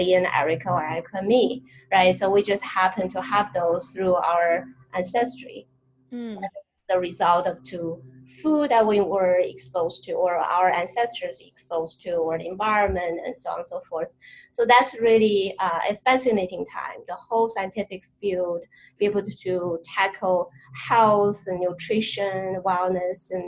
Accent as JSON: {"language": "English", "region": "Tianjin", "country": "China", "tie": "born or raised there", "also_born_or_lived": "Milwaukee, Wisconsin, United States", "moved": "as an adult", "lives_now": "United States", "said": "I was brought up in northern China. My hometown is a beautiful harbor"}